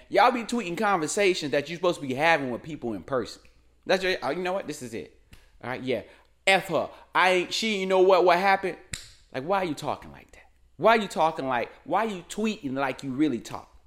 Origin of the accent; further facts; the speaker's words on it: North Carolina, United States; moved away; also born or lived in Raleigh, North Carolina; my home state of North Carolina, and my old residence of Raleigh